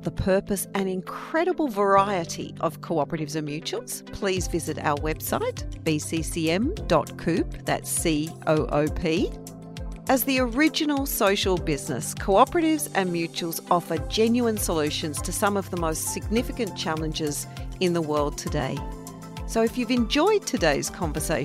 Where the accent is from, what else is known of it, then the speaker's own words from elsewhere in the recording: Tasmania, Australia; I grew up in Tasmania